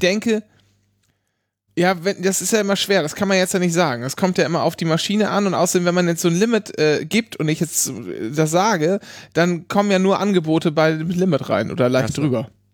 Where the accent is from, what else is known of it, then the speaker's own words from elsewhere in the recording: Northern Germany, Germany; wenn man als Kind in Norddeutschland aufwächst